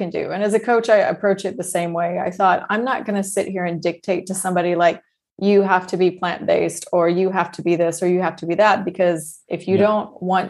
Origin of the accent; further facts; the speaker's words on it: Texas, United States; When I was younger, we moved to Texas when I was quite young